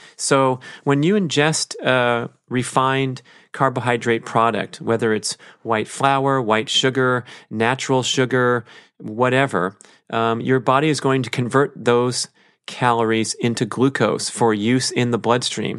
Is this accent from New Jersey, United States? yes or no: no; Los Angeles, California, United States; my background as a human growing up in Los Angeles